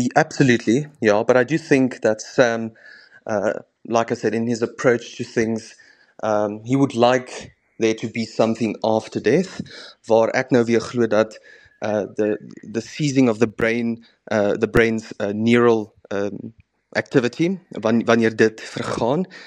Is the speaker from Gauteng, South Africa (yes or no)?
yes; Heidelberg, Gauteng, South Africa; ek is gebore in 'n klein dorp uh langs die Suikerbosrand in Heidelberg by Johannesburg op die N